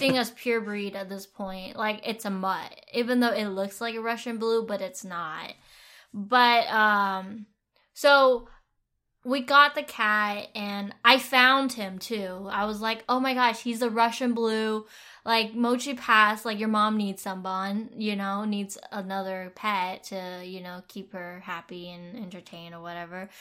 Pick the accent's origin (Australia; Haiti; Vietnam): Vietnam; moved away; I grew up in Vietnam